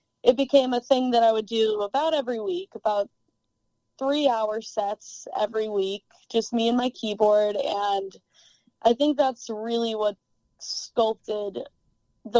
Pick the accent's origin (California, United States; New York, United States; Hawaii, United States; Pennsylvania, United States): Pennsylvania, United States; Scranton; moved away as an adult; born and raised in the Electric City